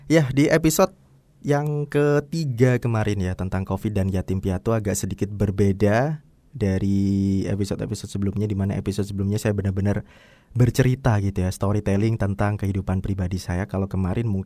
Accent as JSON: {"language": "Indonesian", "town": "Surabaya", "region": "East Java", "country": "Indonesia", "tie": "born there", "also_born_or_lived": "Waru, Sidoarjo", "said": "itu mamaku sempat tinggal di daerah Surabaya ya tempat kelahiranku kalau nggak salah di Jalan Tuban Raya"}